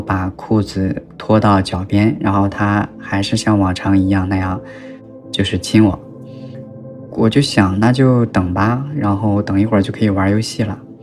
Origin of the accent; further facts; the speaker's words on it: Northeast China, China; 我是一个来自就是东三省一座小城市，应该是三线城市的吧，一种老师家的孩子，就是我妈妈是老师，是高中老师